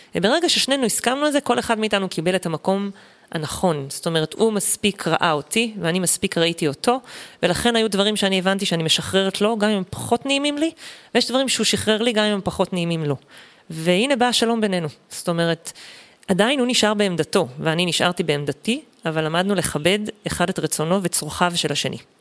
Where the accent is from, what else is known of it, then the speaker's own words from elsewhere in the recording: Eshkol Regional Council, Southern District, Israel; also born or lived in Sdot, Sinai Peninsula (born, lived until age 9); עברנו לגור במועצה אזורית אשכול